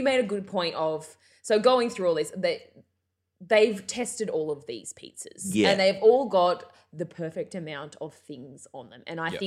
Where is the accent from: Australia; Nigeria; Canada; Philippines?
Australia; Central Coast, New South Wales; I'm from Central Coast, but Newcastle adjacent